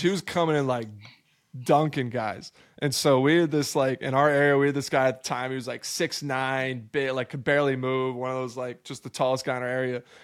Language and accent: English; Albany, New York, United States; moved away as an adult; also born or lived in Maryland / Atlanta / Sacramento; I grew up in upstate New York